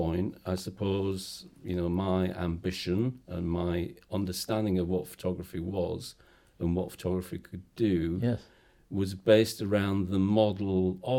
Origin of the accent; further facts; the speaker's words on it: Bradford, Yorkshire and the Humber, United Kingdom; moved away; also born or lived in Newport; the place where I grew up back in Bradford. which was this estate called Buttershaw, which was built at the highest point in Bradford, so it's high altitude, quite marooned